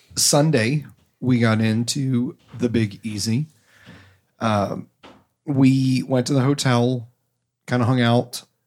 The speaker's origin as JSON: {"language": "English", "region": "Ohio", "country": "United States", "tie": "born or raised there", "moved": "yes", "lives_now": "New England, United States", "said": "I am from Ohio"}